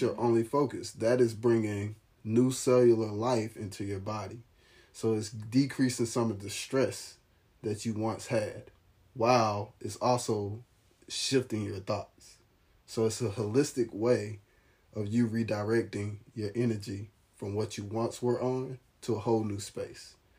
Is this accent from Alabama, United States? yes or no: yes; Alabama, United States; now in Nashville, United States; I'm from the Alabama area